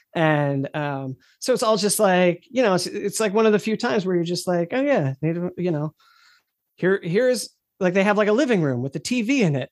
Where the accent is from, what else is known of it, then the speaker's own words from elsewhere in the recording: United States; being an American